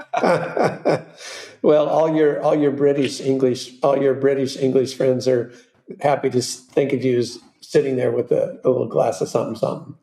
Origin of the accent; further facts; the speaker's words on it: Southern California, United States; I come from Southern California and lived very near um, South Coast Plaza my whole life